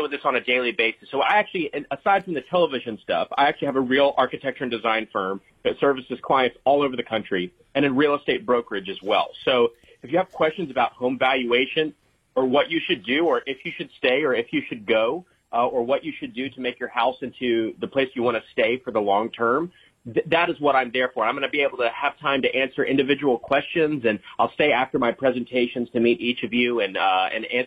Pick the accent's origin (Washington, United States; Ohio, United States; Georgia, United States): Georgia, United States; Atlanta; I'm from Atlanta